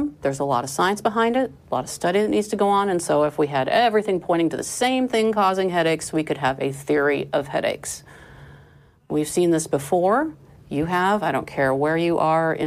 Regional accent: Iowa, United States; now in Texas, United States; I was raised in Iowa, where the education system very much emphasized great science

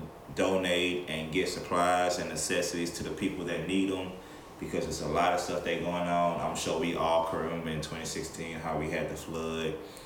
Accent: Lake Charles, Louisiana, United States; now in Baton Rouge, United States; I'm born and raised in Lake Charles, Louisiana

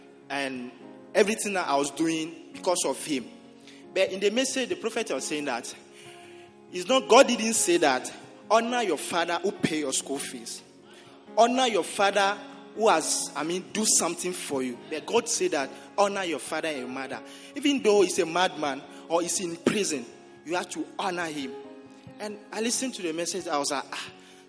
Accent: Togo; moved away as an adult; I'm from Togo.

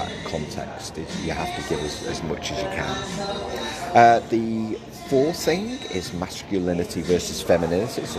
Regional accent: Liverpool, North West England, United Kingdom; I was from Liverpool

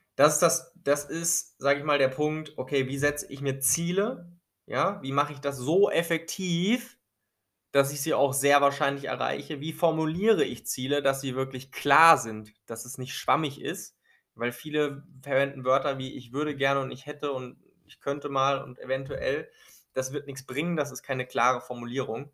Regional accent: Germany; bei uns in Deutschland

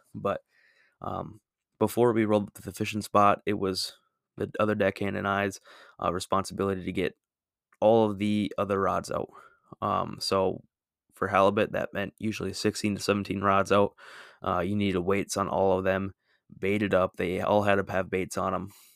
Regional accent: Minnesota, United States; I'm from Minnesota

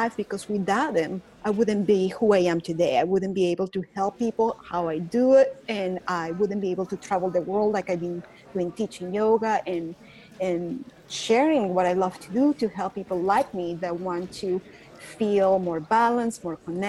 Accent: Caracas, Capital District, Venezuela; accent: Venezuelan; English is a second language; moved away as an adult; now in Dallas, United States; I'm from Caracas, Venezuela. So that's the accent you're hear, but I live in Dallas, Texas. So that's not my Texan accent. It's my Venezuelan

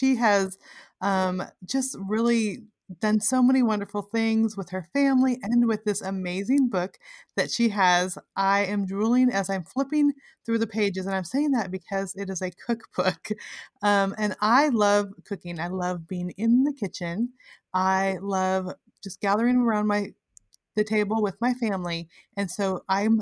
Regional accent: California, United States; I grew up in California, but we lived close to my grandma

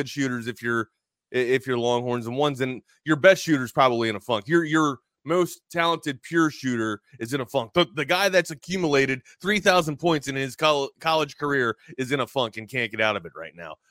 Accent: United States; I was born here, but apparently my lineage is from Norway

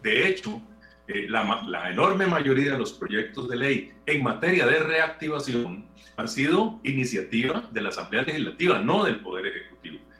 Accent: Costa Rica; nosotros como costarricenses

